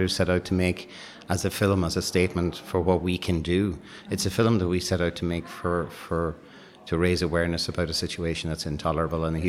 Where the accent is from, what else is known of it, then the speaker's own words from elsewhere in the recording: Ireland; we're Irish